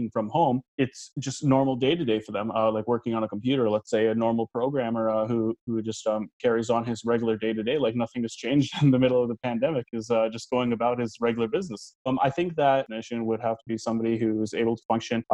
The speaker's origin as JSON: {"language": "English", "town": "Toronto", "region": "Ontario", "country": "Canada", "tie": "born or raised there", "lives_now": "Mississauga, Canada", "said": "I was born and raised in Toronto, and then I moved to Mississauga later on"}